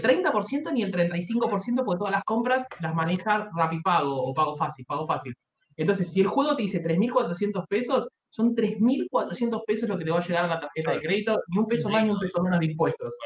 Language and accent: Spanish; Argentina